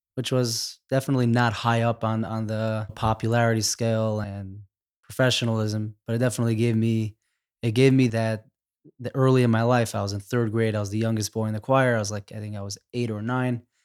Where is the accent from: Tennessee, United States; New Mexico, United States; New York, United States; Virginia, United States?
New York, United States; New York City; I grew up in Crown Heights